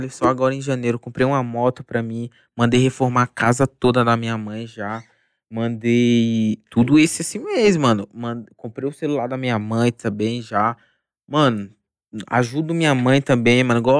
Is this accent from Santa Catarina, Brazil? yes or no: no; Osasco, São Paulo, Brazil; Tipo assim, eu falo que eu me mudei pro condomínio, tá ligado, mano? {S0} Mas {S2} Osasco sempre tá no meu coração, mano.